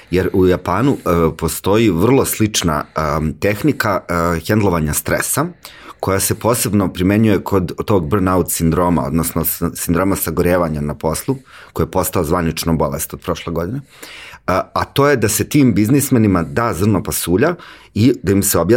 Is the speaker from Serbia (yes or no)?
yes; Užice, Zlatibor District, Serbia; ja sam inače iz Užica